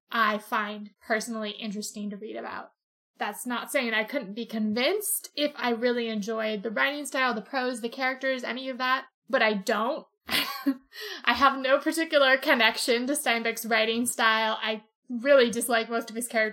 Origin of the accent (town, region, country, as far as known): California, United States; born or raised there